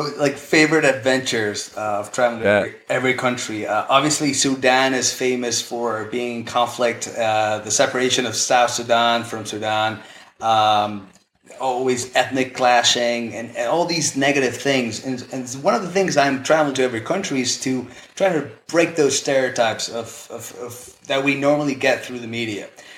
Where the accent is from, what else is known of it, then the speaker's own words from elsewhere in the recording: Spain; English is a second language; I'm born in Spain, born and bred in Spain. I went to a British school, and then I flipped my accent because I studied in the U.S. for a year.